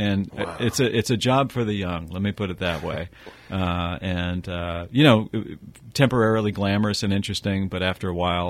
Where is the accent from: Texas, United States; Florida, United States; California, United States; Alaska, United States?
California, United States; Roseville; I'm a third generation Rosevillian. So I grew up in Roseville, California.